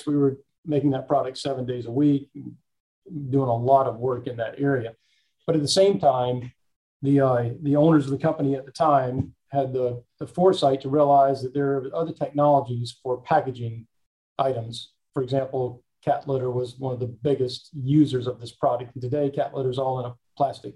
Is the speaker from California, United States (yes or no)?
no; Laurinburg, North Carolina, United States; also born or lived in Charlotte; I was actually born in Charlotte, but I've grown up in Laurinburg